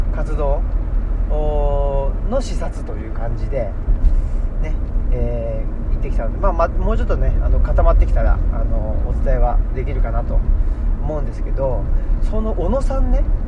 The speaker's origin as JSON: {"language": "Japanese", "region": "Saitama", "country": "Japan", "tie": "born or raised there", "said": "僕埼玉出身なんですよ」とか言ってで埼玉の浦和ってとこなんですよ"}